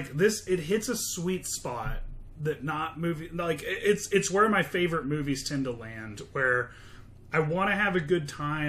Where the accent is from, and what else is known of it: United States